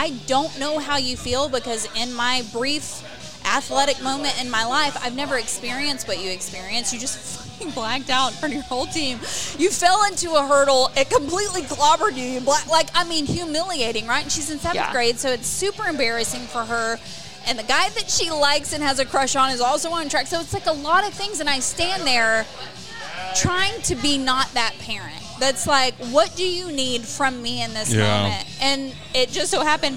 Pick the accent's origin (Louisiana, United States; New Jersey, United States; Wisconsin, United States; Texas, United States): Texas, United States; In my hometown, you are elite. Texas